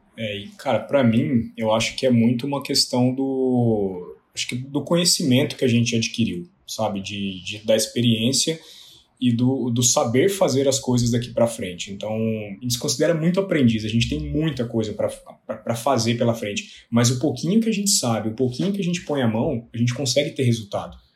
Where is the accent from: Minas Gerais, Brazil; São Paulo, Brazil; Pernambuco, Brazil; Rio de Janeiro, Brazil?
Minas Gerais, Brazil; Lavras; Eu sou de Lavras, do sul de Minas Gerais.